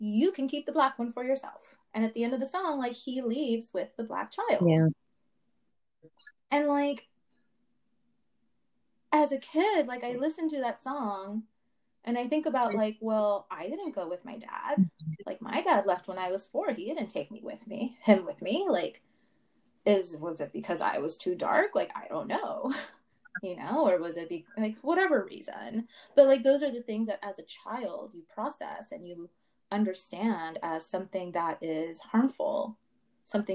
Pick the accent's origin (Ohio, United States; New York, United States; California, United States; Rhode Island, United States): California, United States; Los Angeles; growing up in South Central and going, to the schools that I went